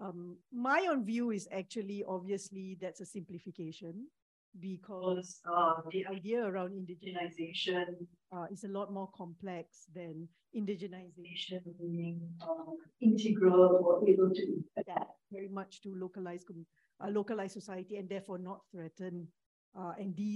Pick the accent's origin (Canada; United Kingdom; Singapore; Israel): Singapore; I'm a Singaporean Muslim